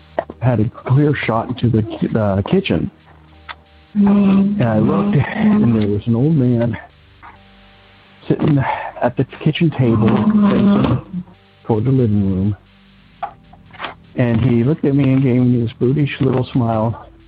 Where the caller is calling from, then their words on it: Cincinnati, Ohio, United States; I'm calling from Cincinnati, Ohio.